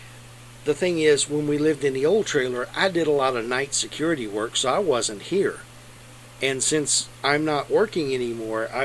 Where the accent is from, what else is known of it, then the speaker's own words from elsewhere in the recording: Lexington, United States; the house I grew up in Lexington